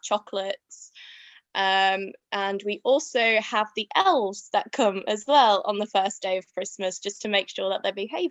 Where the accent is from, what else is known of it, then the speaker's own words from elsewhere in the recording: Yorkshire and the Humber, United Kingdom; we're from Yorkshire